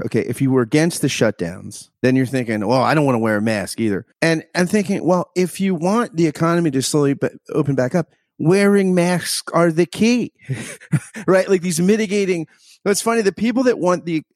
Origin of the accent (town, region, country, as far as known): United States